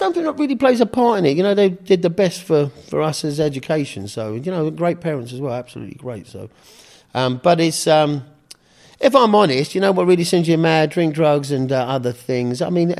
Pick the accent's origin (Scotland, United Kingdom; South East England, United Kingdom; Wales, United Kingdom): South East England, United Kingdom; Canterbury; moved away; also born or lived in Margate / Winchester; I was born in England. Which part? Down in Margate. So I was Canterbury originally.